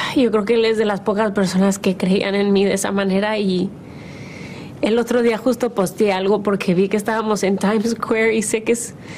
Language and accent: Spanish; Mexico; soy mexicana